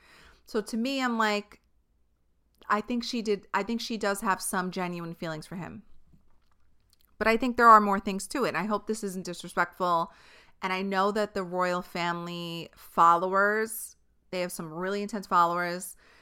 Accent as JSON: {"language": "English", "region": "New York", "country": "United States", "said": "But when you're from a certain place, like if we, as a New Yorker, when I go to a different place, when I go to the Midwest or when I go to California, when I go to a different country, the way I speak is always intimidating to other people."}